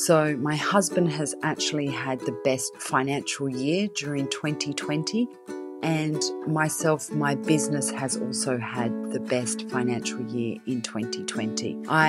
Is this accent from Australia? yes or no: yes; Australia; now in Surrey, United Kingdom; I live in Surrey. I moved to England from Australia 10 years ago.